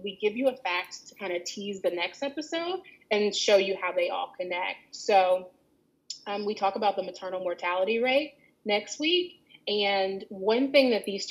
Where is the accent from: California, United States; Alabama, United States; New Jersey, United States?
Alabama, United States; I grew up in Alabama